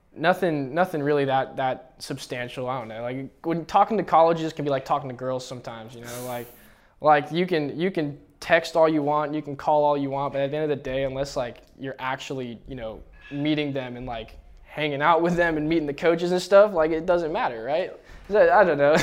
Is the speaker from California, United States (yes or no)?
yes; Bay Area, California, United States; I'm born and raised in the Bay Area